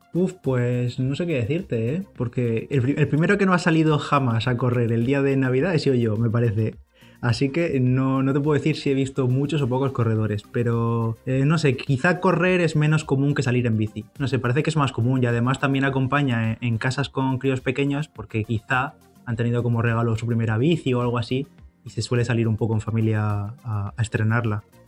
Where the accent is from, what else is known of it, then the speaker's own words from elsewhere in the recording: Bigastro, Valencian Community, Spain; aquí en mi pueblo, en Bigastro